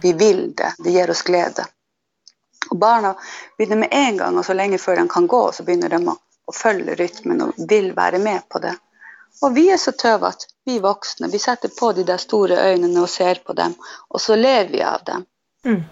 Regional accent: Tana, Finnmark, Norway; jag är ifrån Hillagurra i Tana. Och det är en stor del av min identitet och bor här nu.

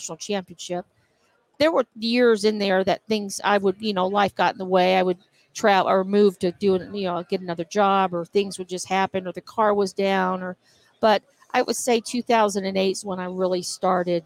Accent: Austin, Texas, United States; moved away as an adult; now in Johnson City, United States

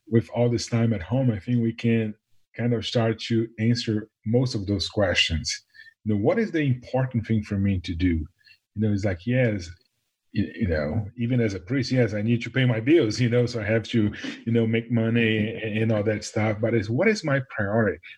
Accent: Brazil; now in Nashville, United States; born in Brazil, right by the beach and ocean

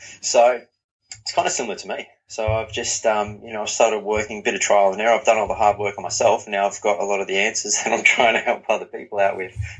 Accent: Newcastle, North East England, United Kingdom; Yeah, so I grew up in Newcastle, which is big football community

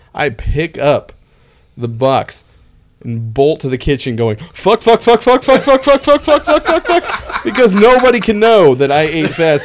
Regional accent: West Coast, United States; moved away; I'm from the West Coast.

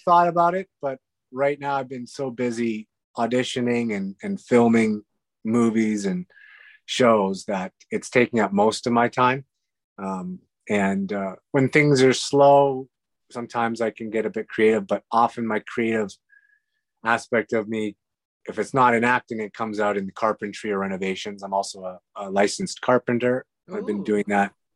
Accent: Western Canada, Canada; moved away; also born or lived in Hungary; we grew up in the West

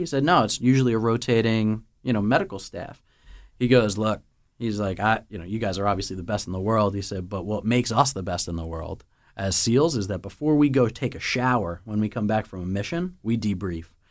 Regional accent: the Northeast, New Jersey, United States; we're from the Northeast

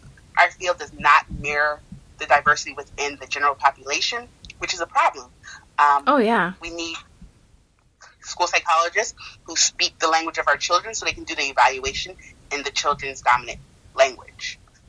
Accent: United States; born there; I'm still acculturating, even though I was born in the United States.

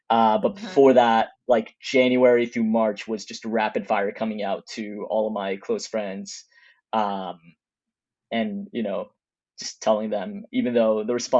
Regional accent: Texas, United States; moved away as an adult; also born or lived in California; I'm originally from Texas and I went to college in California.

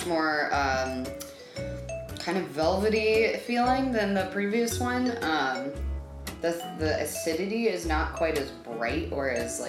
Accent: New Mexico, United States; I grew up in New Mexico. We both grew up in New Mexico, actually.

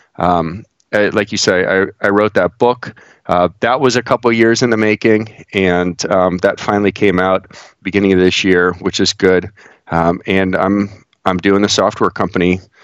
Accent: Cleveland, Ohio, United States; moved away as an adult; now in Pittsburgh, United States; I grew up in the Midwest. I grew up uh, right outside Cleveland

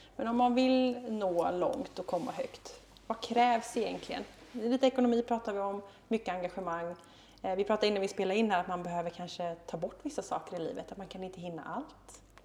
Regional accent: Gothenburg, Västra Götaland, Sweden; jag som göteborgare

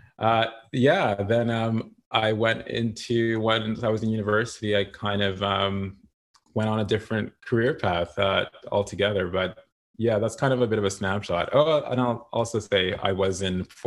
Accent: Toronto, Ontario, Canada; born and raised in Toronto, Ontario, Canada.

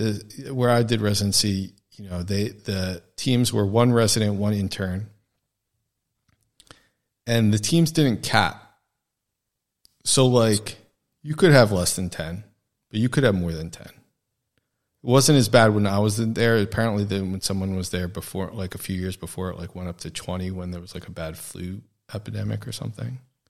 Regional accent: New York, United States; Because I came from New York and was viewed, I guess, maybe as having a little bit more experience with the fast pace of life

